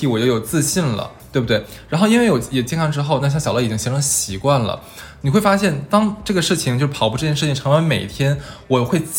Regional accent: Northeast China, China; 那作为东北人，那你就是我们的灵魂和 DNA 里面，其实有一个运动是

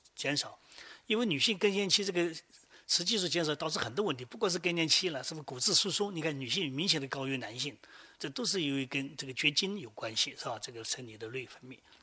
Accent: China

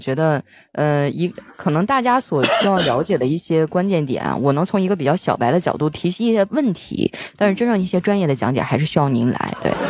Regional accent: Heilongjiang, China; now in Shanghai, China; 我老家黑龙江的也很失落

